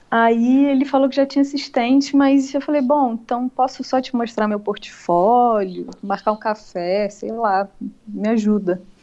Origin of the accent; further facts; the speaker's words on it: Niterói, Rio de Janeiro, Brazil; eu sou de Niterói